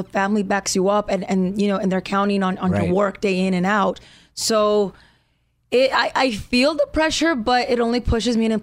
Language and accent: English; Tucson, Arizona, United States; moved away; I'm from Tucson, Arizona